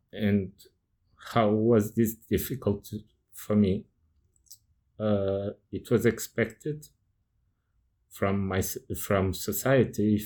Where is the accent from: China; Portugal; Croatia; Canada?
Portugal; English is a second language; I'm from Portugal.